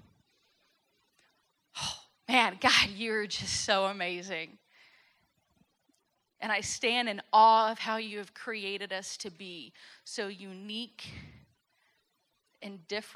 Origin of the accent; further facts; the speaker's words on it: Fort Worth, Texas, United States; moved away as an adult; also born or lived in Southern California / Northern California; Born and raised in Texas, grew up at St. Paul in Fort Worth